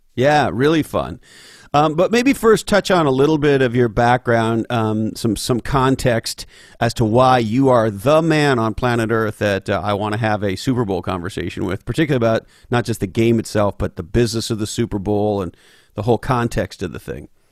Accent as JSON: {"language": "English", "town": "Montreal", "region": "Quebec", "country": "Canada", "tie": "born or raised there", "moved": "yes", "said": "I grew up loving hockey growing up in Montreal"}